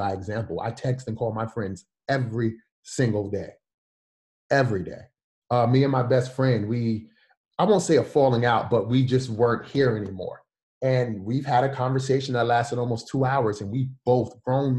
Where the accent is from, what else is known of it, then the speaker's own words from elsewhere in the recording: New York City, New York, United States; I'm from Brooklyn